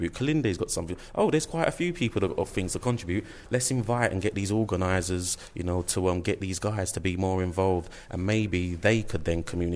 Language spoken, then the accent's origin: English; London, United Kingdom; I come from East London, and I've grown up around, you know, in my community